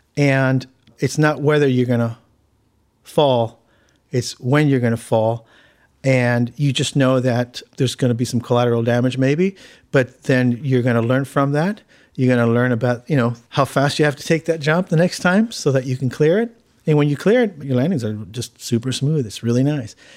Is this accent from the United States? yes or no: yes; Hawthorne, California, United States; born or raised there; also born or lived in Argentina